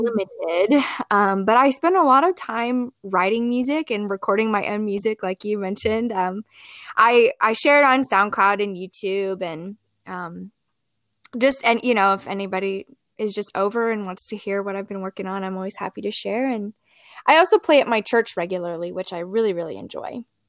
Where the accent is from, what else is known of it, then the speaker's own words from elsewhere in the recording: Columbia, Missouri, United States; also born or lived in Springfield, Missouri; I grew up and was raised in Columbia, Missouri, which is where I have ended up back